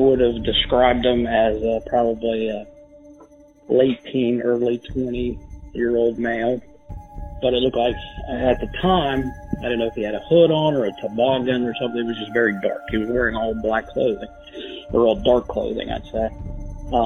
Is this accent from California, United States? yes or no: no; Clermont County, Ohio, United States; I grew up in Claremont County